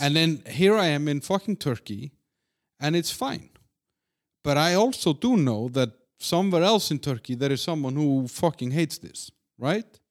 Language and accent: English; Iceland; my home country in Iceland